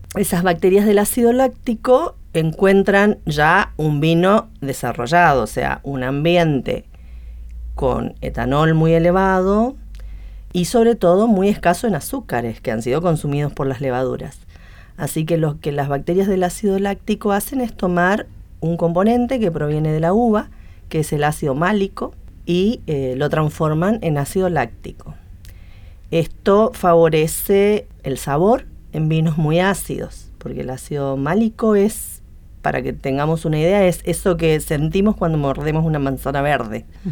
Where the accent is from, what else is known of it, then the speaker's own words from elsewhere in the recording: Misiones, Argentina; moved away as an adult; now in Buenos Aires, Argentina; Nací en Misiones y vine acá a Buenos Aires buscando posgrado y me quedé